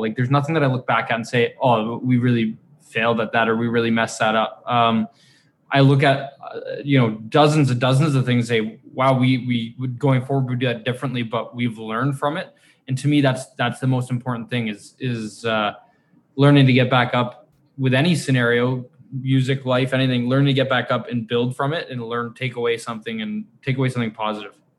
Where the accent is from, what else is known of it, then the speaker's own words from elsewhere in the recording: Canada; we're we're Canadian